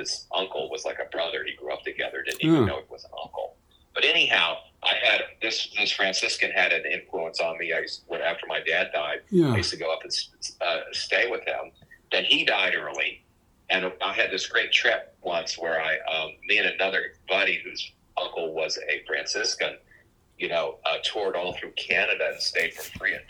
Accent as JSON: {"language": "English", "area": "Jersey Shore", "region": "New Jersey", "country": "United States", "tie": "born or raised there", "said": "I grew up on the Jersey Shore."}